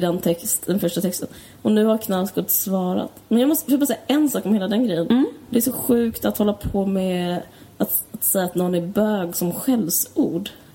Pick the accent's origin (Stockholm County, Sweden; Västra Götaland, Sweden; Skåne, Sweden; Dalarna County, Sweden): Stockholm County, Sweden; Stockholm; jag kommer från Akalla